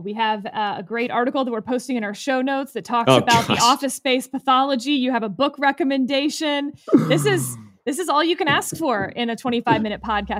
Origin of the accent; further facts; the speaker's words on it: Texas, United States; as a Texan